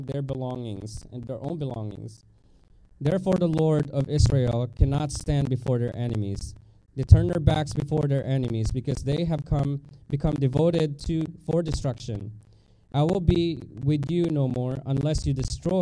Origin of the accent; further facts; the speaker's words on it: Philippines; moved away; I grew up in Philippines